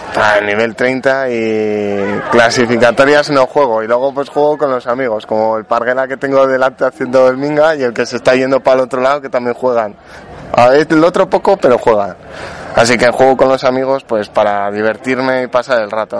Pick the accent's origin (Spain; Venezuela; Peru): Spain; te insultan por todo por ser español